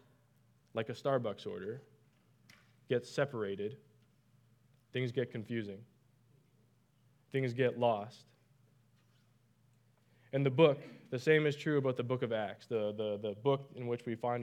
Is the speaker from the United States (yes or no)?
no; Canada; moved away; I'm from Canada